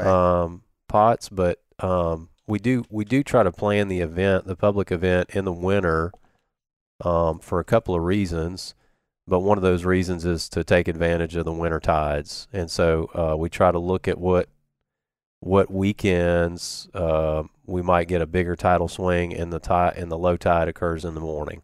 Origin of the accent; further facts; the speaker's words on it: Biloxi, Mississippi, United States; I grew up in Biloxi area. Um, lived on Back Bay till I was about seven and then, uh, lived in Woolmarket.